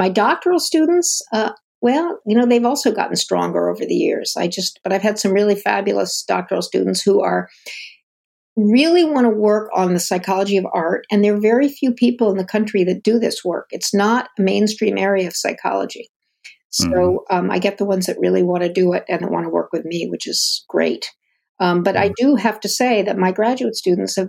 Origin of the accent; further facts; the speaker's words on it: Ann Arbor, Michigan, United States; also born or lived in Durham, North Carolina; I grew up in Ann Arbor, Michigan, and before that, Durham, North Carolina